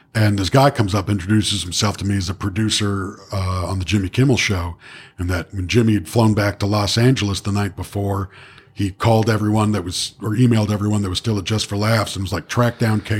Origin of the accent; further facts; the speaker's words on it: Toronto, Ontario, Canada; a girl I grew up with in Etobicoke